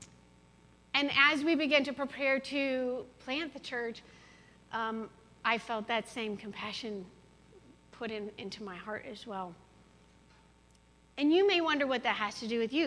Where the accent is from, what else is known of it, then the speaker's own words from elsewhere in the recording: Colorado, United States; moved away as an adult; now in Quad Cities, United States; I'm from Colorado